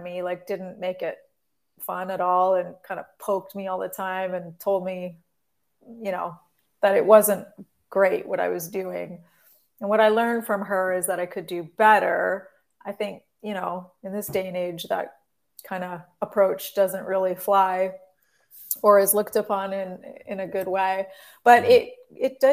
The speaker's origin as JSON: {"language": "English", "town": "Forest", "region": "Ontario", "country": "Canada", "tie": "born or raised there", "also_born_or_lived": "Sarnia, Ontario", "said": "I grew up between Forest, Ontario, which is a small town outside of London, and Sarnia"}